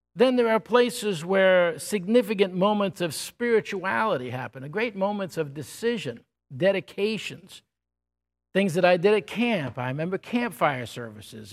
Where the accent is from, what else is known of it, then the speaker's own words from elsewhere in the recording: Cazenovia, New York, United States; the town I grew up was, my mother called the town that we grew up Camelot. It was called Casanova in New York